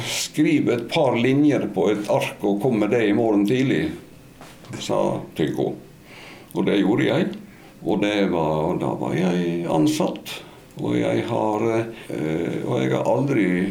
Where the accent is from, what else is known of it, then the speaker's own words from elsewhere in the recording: Stryn, Vestland, Norway; moved away as an adult; jeg er jo fra bondegård i Stryn